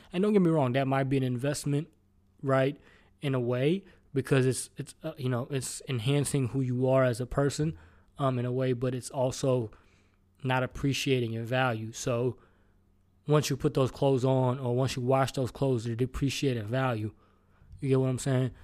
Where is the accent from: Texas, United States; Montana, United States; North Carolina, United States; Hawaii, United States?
Texas, United States; Houston; I'm from Houston